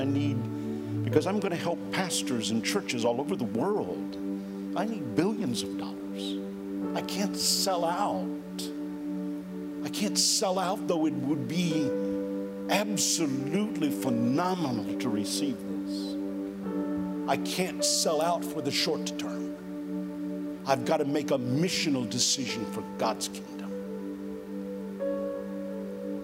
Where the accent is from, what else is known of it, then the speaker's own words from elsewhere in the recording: Florida, United States; moved away as an adult; also born or lived in Minneapolis, Minnesota; I was born in Florida and did all of my ministry in Florida.